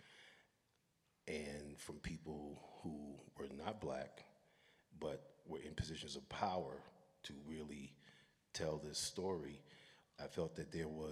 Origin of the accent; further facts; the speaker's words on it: New York City, New York, United States; growing up in Brooklyn, Brooklyn was not the place anybody wanted to come to back in the days